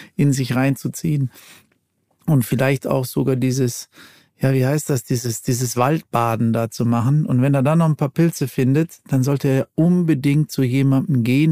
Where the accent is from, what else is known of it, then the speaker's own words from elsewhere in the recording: Ruhr area, North Rhine-Westphalia, Germany; ich komme ja aus dem Ruhrgebiet